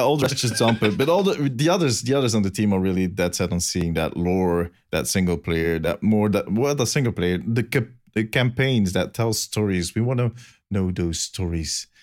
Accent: Belgium; English is a second language; I'm from Belgium. I have a good excuse for having a weird accent

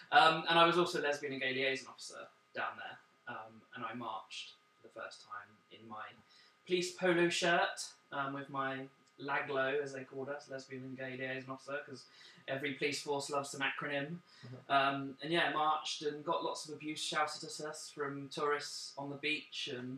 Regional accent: Bournemouth, South West England, United Kingdom; now in London, United Kingdom; I'm from Dorset.

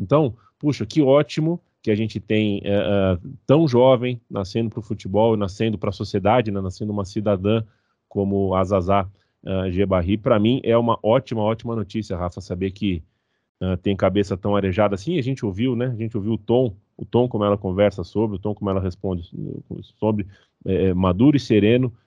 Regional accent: Brazil; A gente é ocidental, a gente é brasileiro

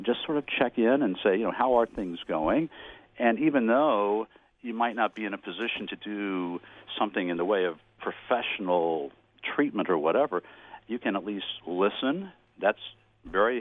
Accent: Kansas City, Missouri, United States; born or raised there

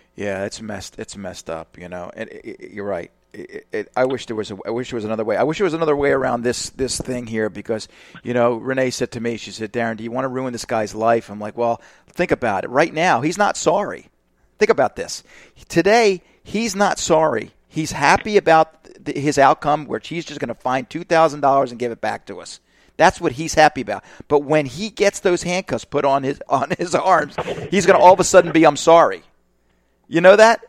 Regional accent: Northeast, United States; now in Florida, United States; I'm from the Northeast.

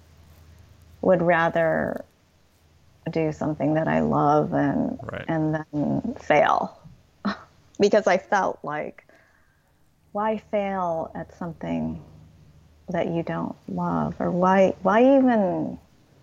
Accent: United States; how American I am and just all the cultural references that I grew up

